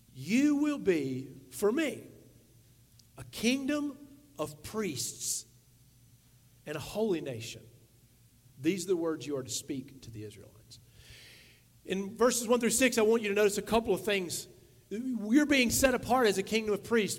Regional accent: the South, United States; we grew up in the South

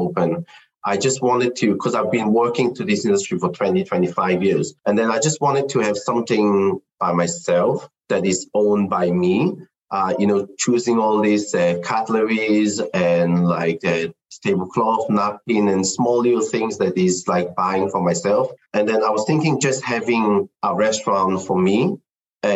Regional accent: Israel; moved away as an adult; now in United Kingdom; So I'm Chinese. I was born in Israel. I grew up there.

